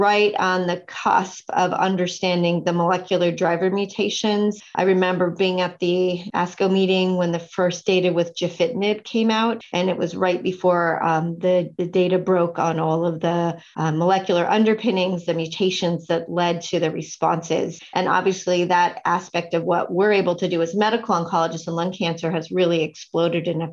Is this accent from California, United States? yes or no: yes; Sonoma County, Northern California, United States; also born or lived in East Coast; I actually grew up in Northern California, farther north in Stanford in Sonoma County